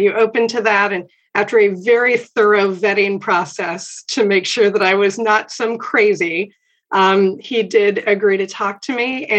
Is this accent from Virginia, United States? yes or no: yes; Williamsburg, Virginia, United States; I grew up here in Williamsburg